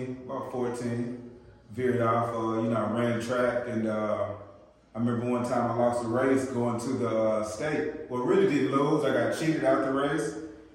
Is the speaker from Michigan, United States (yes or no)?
no; Houston, Texas, United States; also born or lived in Victoria, Texas; Originally was born in Victoria, Texas.